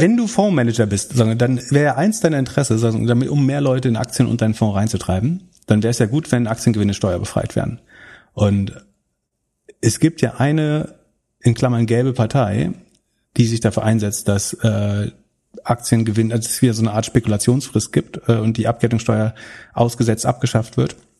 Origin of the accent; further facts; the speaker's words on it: Mecklenburg-Vorpommern, Germany; in meiner Heimat